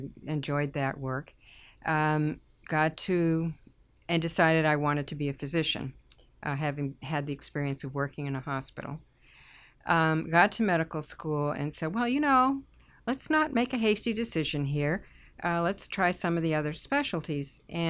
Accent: Haverhill, Massachusetts, United States; I grew up in Haverhill

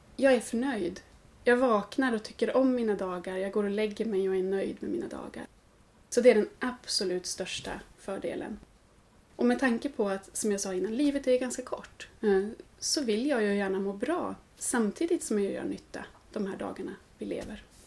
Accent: Norrland, Sweden; now in Gothenburg, Sweden; har jag ju hus hemma i Norrland där jag är född.

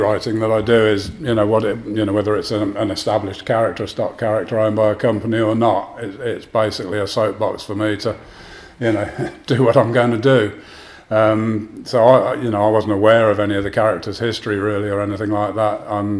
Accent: Northampton, East Midlands, United Kingdom; growing up in Northampton in the 1970s

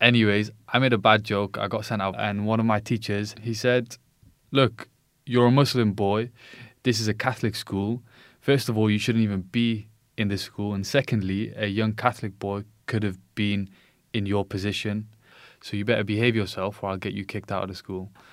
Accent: United Kingdom; I was born in the U K

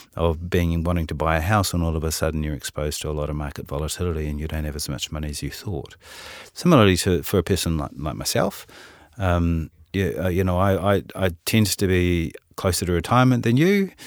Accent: Auckland, New Zealand; accent: Kiwi; you probably can tell from my accent, I'm a Kiwi. Uh, I was born in Auckland

